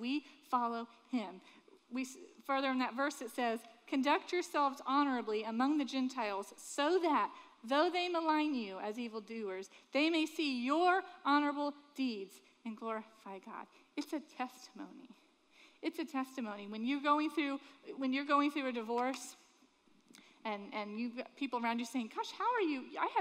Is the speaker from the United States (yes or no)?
yes; Sanford, Florida, United States; I grew up in Sanford